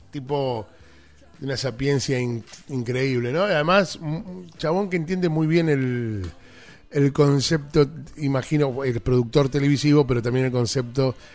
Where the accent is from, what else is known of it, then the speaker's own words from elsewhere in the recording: San Nicolás, Buenos Aires Province, Argentina; yo soy de San Nicolás, que es el norte de la provincia de Buenos Aires.